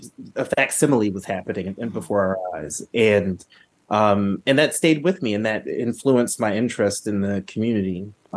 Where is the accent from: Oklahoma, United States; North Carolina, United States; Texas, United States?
North Carolina, United States; They were both from New York, but in North Carolina, and so that gives you, as a kid growing up in North Carolina, you're privy to a lot of sort of metropolitan things.